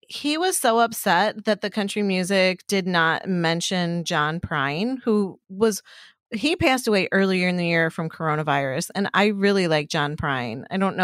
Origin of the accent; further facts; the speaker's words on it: Chicago, Illinois, United States; I'm from Chicago.